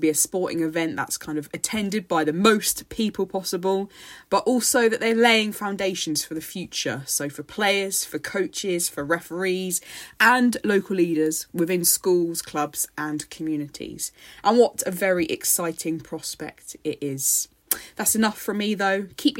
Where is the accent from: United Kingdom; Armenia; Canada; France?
United Kingdom; And we were just moaning about the rain because obviously we're British.